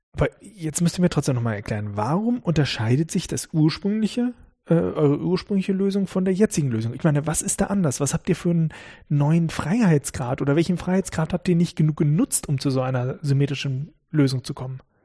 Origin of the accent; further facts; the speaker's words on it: Northern Germany, Germany; now in Karlsruhe, Germany; ich komme aus Norddeutschland